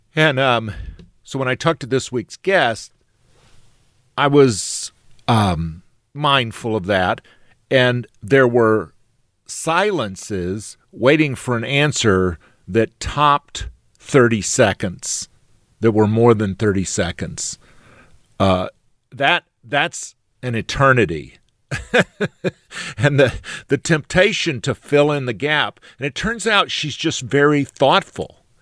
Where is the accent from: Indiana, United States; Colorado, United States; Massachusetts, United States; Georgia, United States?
Georgia, United States; South; where I grew up in South Georgia